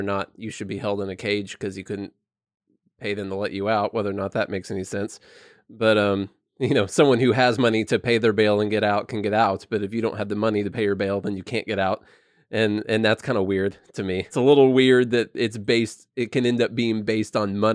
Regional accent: Illinois, United States; moved away; I'm from Illinois originally

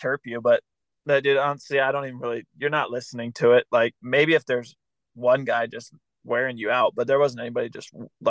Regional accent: California, United States; growing up in California

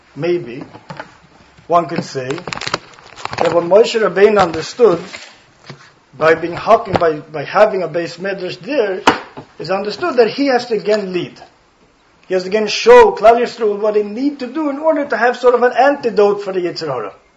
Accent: Sweden; first language Swedish; English is a second language; now in Stockholm, Sweden; my native language is Swedish. If you didn't catch it, I have an accent.

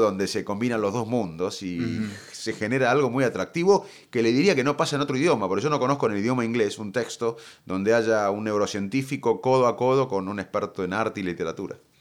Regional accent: Salto, Buenos Aires Province, Argentina; moved away as an adult; Gran parte de, mi vida la aprendí en Salto

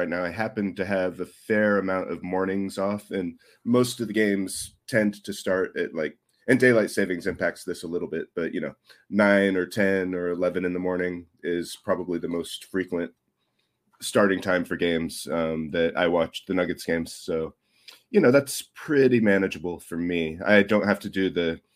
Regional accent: United States; now in Japan; I'm American

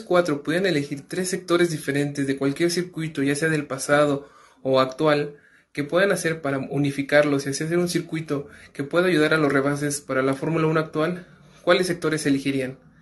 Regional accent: Mexico; soy de México

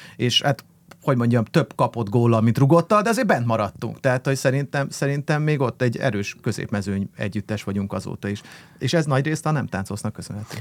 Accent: Budapest, Hungary; akkor meg ahol felnőttem, az a panel

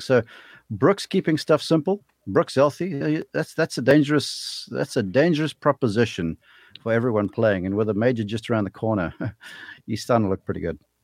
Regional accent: South Africa; moved away as an adult; now in United States; I'm a South African kid who got lucky to get over here to college.

